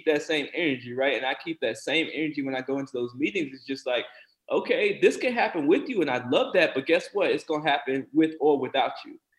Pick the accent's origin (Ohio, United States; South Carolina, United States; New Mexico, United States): South Carolina, United States; born or raised there